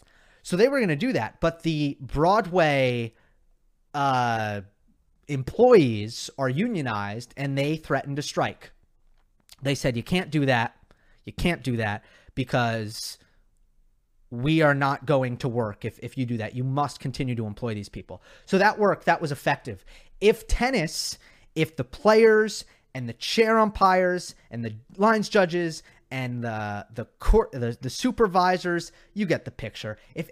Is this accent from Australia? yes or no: yes; Australia; I'm from Australia and think that's the most annoying Australian accent